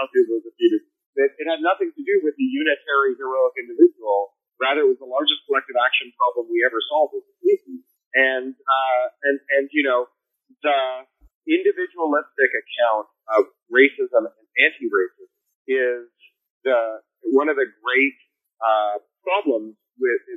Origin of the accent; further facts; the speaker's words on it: Canada; now in United States; I'm a Canadian.